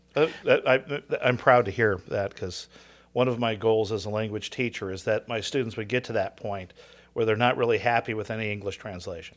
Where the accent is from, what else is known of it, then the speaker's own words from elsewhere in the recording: Southern California, United States; I grew up in Southern Cal